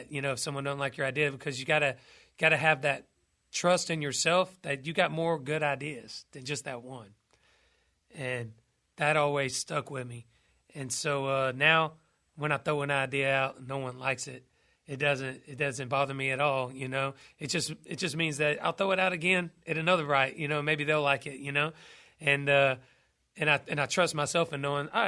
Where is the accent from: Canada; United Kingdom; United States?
United States; Douglasville, Georgia; about my hometown, uh, Douglasville, Georgia.